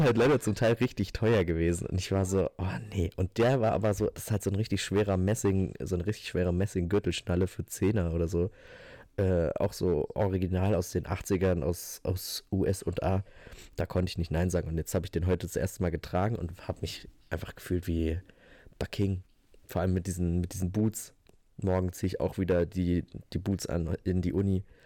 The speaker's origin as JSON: {"language": "German", "region": "Northern Hesse", "country": "Germany", "tie": "born or raised there", "moved": "yes", "said": "bei uns in der Region ist, wo ich herkomme"}